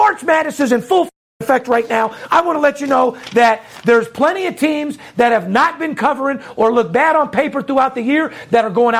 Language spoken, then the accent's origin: English; Las Vegas, Nevada, United States; Born and raised in Las Vegas, Nevada, third generation.